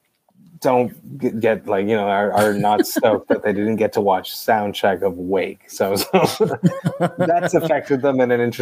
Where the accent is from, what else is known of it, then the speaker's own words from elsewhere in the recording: Deux-Montagnes, Quebec, Canada; I grew up in Two Mountains, which was a suburb outside of Two Mountains